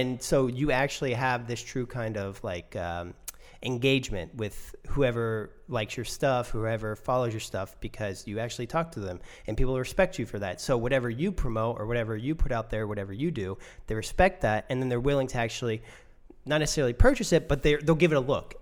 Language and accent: English; United States; I'm American